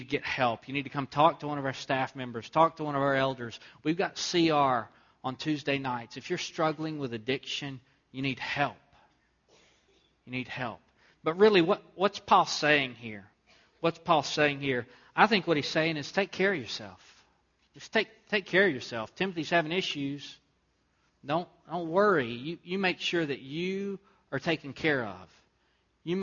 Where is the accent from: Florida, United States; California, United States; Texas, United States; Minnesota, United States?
Texas, United States; Southeast; moved away; where I grew up in Southeast Texas